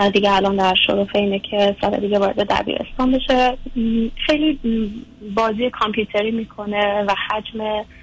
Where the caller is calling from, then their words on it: United States; از امریکا هستم